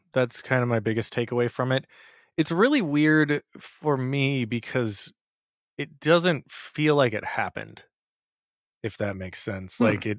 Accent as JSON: {"language": "English", "region": "Minnesota", "country": "United States", "tie": "born or raised there", "moved": "as an adult", "lives_now": "New York, United States", "said": "I grew up in Minnesota. I lived there for 30 years before moving to New York."}